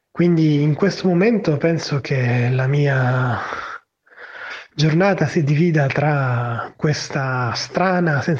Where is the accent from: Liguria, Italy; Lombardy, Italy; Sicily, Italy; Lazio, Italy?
Sicily, Italy; Palermo; ho 38 anni e sono di Palermo. Vivo in un quartiere periferico nella mia città